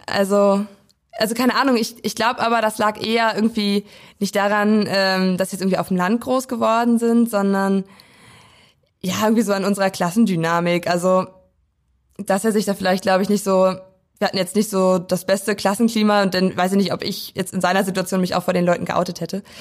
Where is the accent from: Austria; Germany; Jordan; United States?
Germany; Weisen, Brandenburg; now in Schwerin, Germany; komme ursprünglich aus Weisen. Das ist ein kleines Dörfchen im Norden Brandenburgs im Landkreis Prignitz.